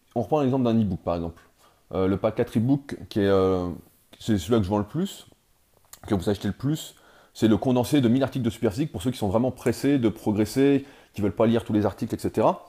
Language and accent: French; France; en tant que Français